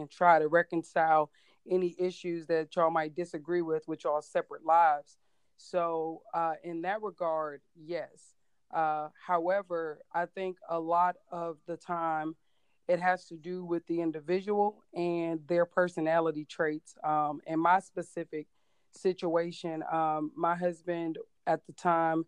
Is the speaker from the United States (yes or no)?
yes; Cleveland, Ohio, United States; also born or lived in Hawaii / Georgia; now in Virginia, United States; I have lived in Virginia for about 4 years, originally from Cleveland, Ohio